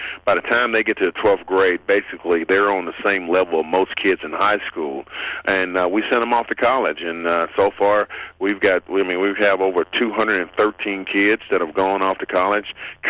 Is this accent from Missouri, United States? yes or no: no; Little Rock, Arkansas, United States; moved away as an adult; also born or lived in Philadelphia / New Orleans; my hometown, Little Rock, Arkansas.